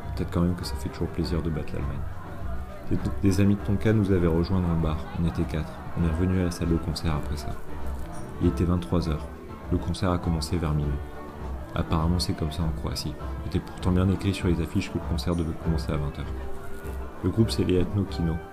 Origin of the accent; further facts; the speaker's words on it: France; je comprends pas le croate et que je suis français